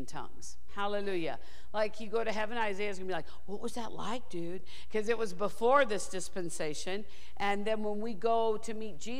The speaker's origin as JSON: {"language": "English", "town": "St. Louis", "region": "Missouri", "country": "United States", "tie": "born or raised there", "also_born_or_lived": "Kansas / Rhema (Oklahoma)", "moved": "as an adult", "lives_now": "Thousand Oaks, United States", "said": "I was born in Kansas, actually, and raised in St. Louis"}